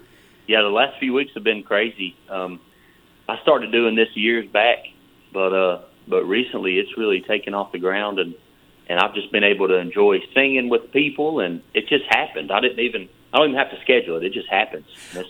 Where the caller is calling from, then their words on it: Benton, Tennessee, United States; I'm calling you from Benton, Tennessee.